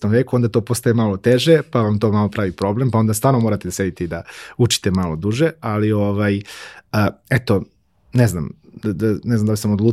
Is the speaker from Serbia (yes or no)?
yes; Požega, Zlatibor District, Serbia; born or raised there